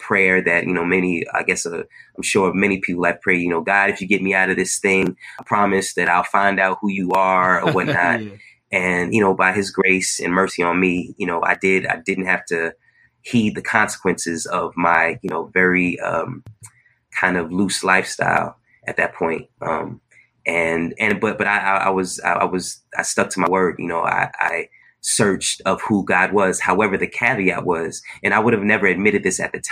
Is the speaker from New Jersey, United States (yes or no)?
yes; Newark, New Jersey, United States; moved away as an adult; also born or lived in Long Island, New York; now in Brooklyn, United States; I was born in Brooklyn, stayed here for the first 5 years of my life, 6 years. Then my family moved to New Jersey, to the East Orange, Newark, Irvington area